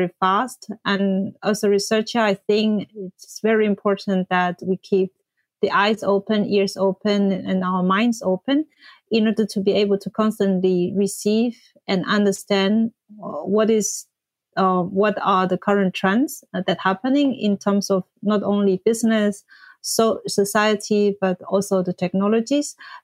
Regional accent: China; moved away as an adult; also born or lived in Paris; I come from China originally and did my civil engineering school back in China

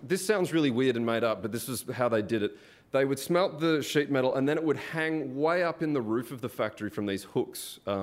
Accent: Melbourne, Victoria, Australia; moved away; I'm Australian. I'm from Melbourne.

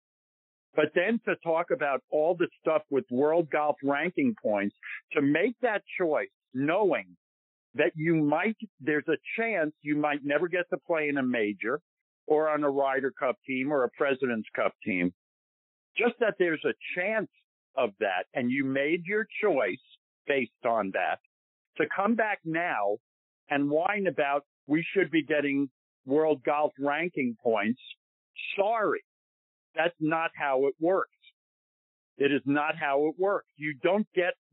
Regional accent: New York, United States; I feel I'm a New Yorker

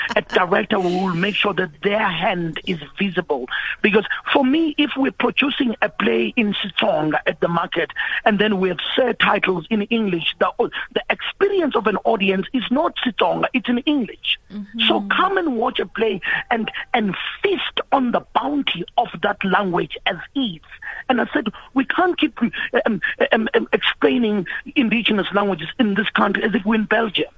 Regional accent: Durban, KwaZulu-Natal, South Africa; now in Johannesburg, South Africa; I'm a boy here who was born and raised in Durban, and I've been living in Joburg for more than 20 years.

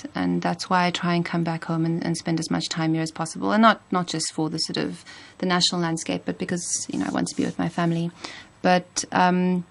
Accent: Cape Town, Western Cape, South Africa; moved away; growing up here

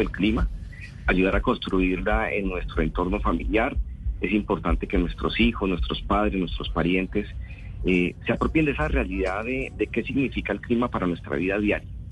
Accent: Colombia

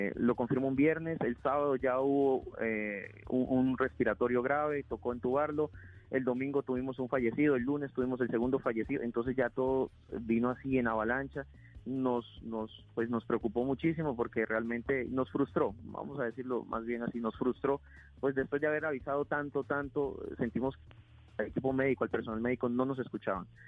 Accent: Leticia, Amazonas, Colombia; yo soy leticiano, o sea, yo, yo vivo acá porque soy de acá. Eh, solamente salí de Leticia para, formarme como médico, pero regresé.

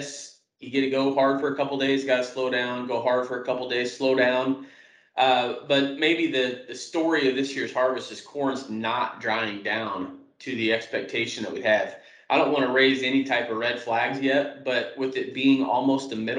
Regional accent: South Central Kansas, United States; moved away as an adult; also born or lived in Omaha, Nebraska / Iowa; now in Waterloo/Cedar Falls, United States; I grew up in South Central Kansas.

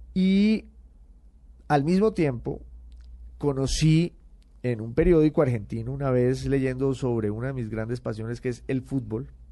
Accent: Popayán, Cauca, Colombia; moved away as an adult; also born or lived in Bogotá / United Kingdom / Italy; soy de Popayán

